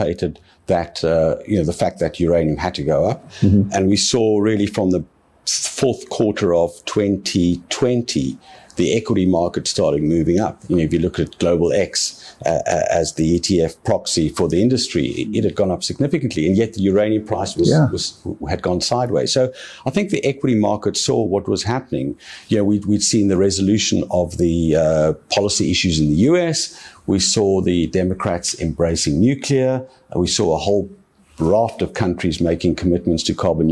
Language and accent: English; Cape Town, Western Cape, South Africa; this is my hometown.